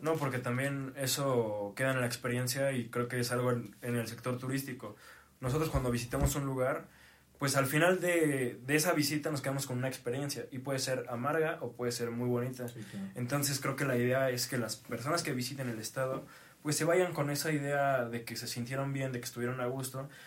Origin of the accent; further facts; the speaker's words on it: Tlaxcala, Mexico; nosotros en Tlaxcala